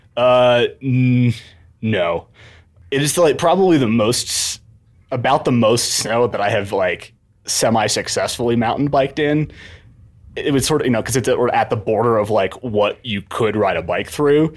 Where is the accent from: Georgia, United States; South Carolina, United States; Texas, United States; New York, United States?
New York, United States; Ithaca; moved away as an adult; also born or lived in Southern California / Australia; now in Seattle, United States; I grew up in Ithaca, New York